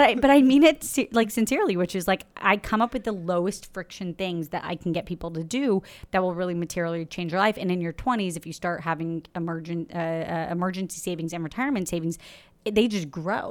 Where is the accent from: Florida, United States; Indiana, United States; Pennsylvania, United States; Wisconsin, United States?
Florida, United States; now in New York City, United States; I'm from Florida